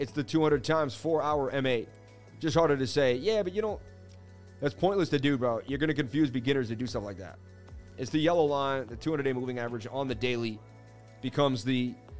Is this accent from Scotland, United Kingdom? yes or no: yes; Scotland, United Kingdom; I'm from Scotland, and that replica reminds me the English are coming.